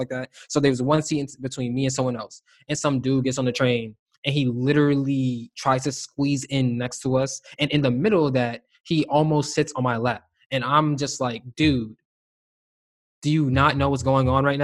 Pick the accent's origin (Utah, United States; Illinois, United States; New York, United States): New York, United States; New York City; we're both from New York City